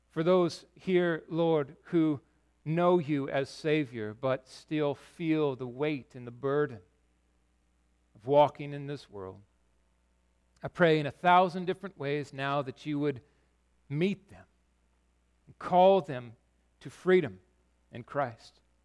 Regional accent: Yakima, Washington, United States; I grew up in Yakima

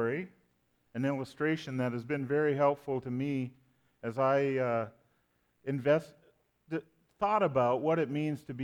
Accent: Canada; now I'm a Canadian

